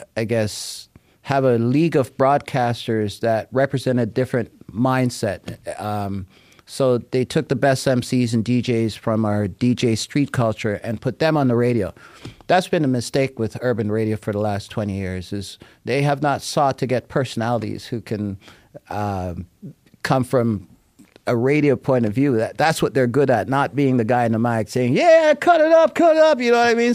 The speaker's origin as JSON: {"language": "English", "country": "Jamaica", "moved": "yes", "lives_now": "Toronto, Canada", "said": "as a Jamaican who loves music"}